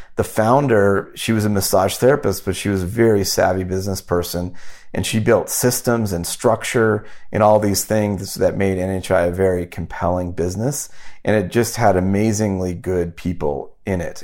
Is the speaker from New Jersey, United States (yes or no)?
no; Omaha, Nebraska, United States; also born or lived in Wyoming; I grew up in Wyoming and Omaha, Nebraska